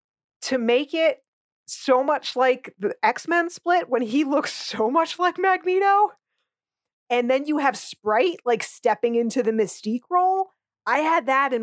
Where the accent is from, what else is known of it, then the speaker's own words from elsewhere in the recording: New Jersey, United States; I grew up in North Jersey. I am from a melting pot, an ethnic family myself.